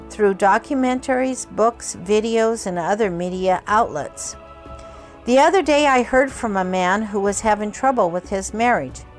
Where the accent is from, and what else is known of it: Kobe, Hyogo, Japan; born or raised there